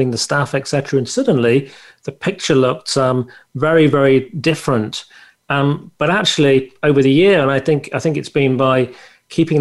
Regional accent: United Kingdom; I come from the United Kingdom.

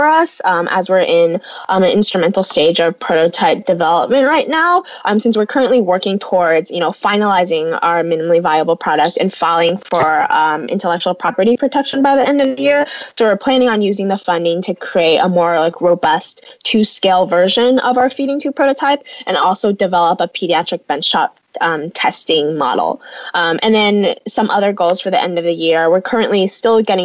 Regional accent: Davis, California, United States; moved away as an adult; my hometown, Davis

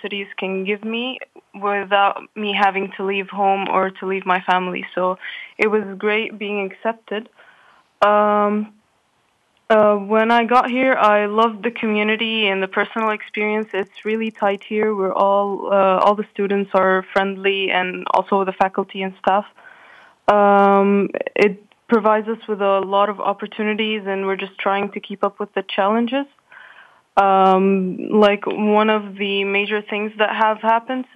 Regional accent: Qatar; also born or lived in Egypt; But I was born and raised in Qatar, so I consider it my home

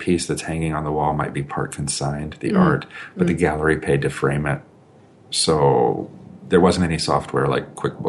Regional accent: Germany; born there; also born or lived in Colorado Springs, United States; I was born in Germany, saw most of the United States, but things really started to happen when I was in high school. I started high school in Colorado Springs, Colorado

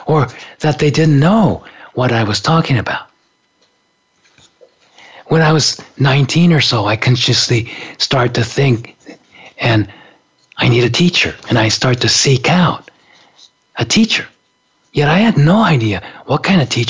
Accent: Japan; moved away as an adult; also born or lived in San Francisco; growing up in Japan in the 50s and 60s

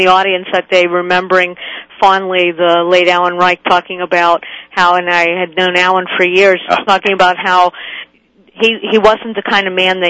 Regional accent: Pittsburgh, Pennsylvania, United States; as a fellow Pennsylvanian. I'm calling you from Pittsburgh.

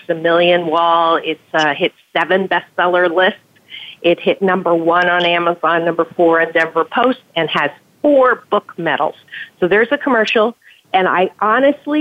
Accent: Canada; moved away; I'm from Canada originally

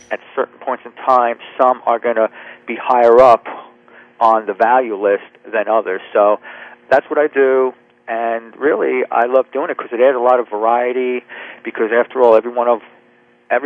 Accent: New Jersey, United States; now in Charleston, United States; right now, I live in South Carolina, Charleston. I'm right near the ocean, and I grew up in New Jersey.

